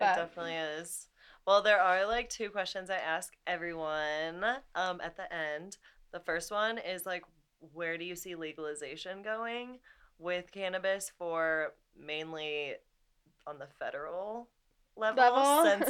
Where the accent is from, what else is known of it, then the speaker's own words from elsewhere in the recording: Missouri, United States; My home state, Missouri.